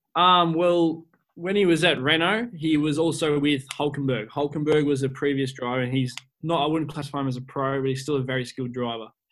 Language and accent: English; Australia; as an Australian myself